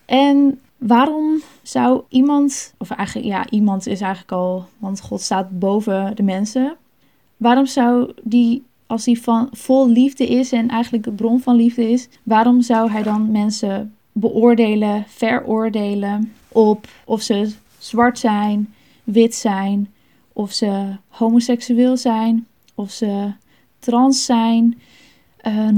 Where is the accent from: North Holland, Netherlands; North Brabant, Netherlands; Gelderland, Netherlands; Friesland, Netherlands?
Friesland, Netherlands; Sneek; Ik ben opgegroeid in de Baptistengemeente in Sneek.